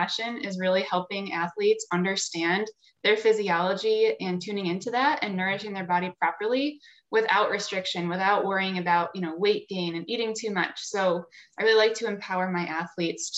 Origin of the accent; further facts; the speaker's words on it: Syracuse, New York, United States; moved away as an adult; now in Anchorage, United States; I am originally from Syracuse, New York